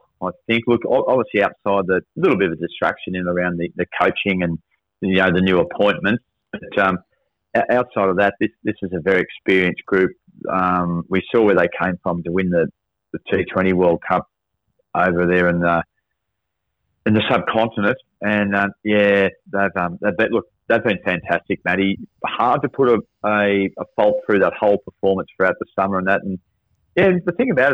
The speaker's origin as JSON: {"language": "English", "town": "Albury", "region": "New South Wales", "country": "Australia", "tie": "born or raised there", "said": "because it's in my hometown, the home city of Albury"}